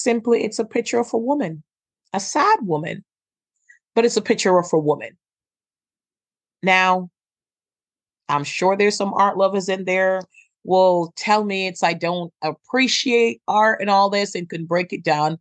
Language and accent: English; Jamaica; I'm Jamaican